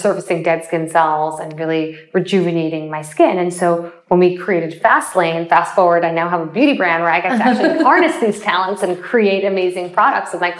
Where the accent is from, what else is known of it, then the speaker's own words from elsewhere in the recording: Springfield, Illinois, United States; I was born in Springfield, Illinois